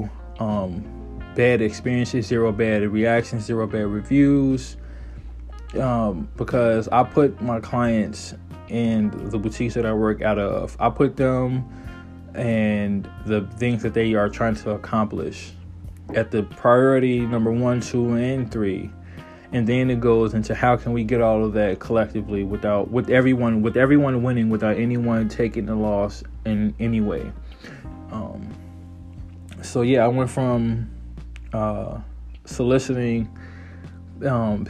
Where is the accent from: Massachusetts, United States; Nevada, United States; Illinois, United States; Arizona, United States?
Illinois, United States; Chicago; moved away; I'm 31, born and raised in Chicago, Illinois, moved all over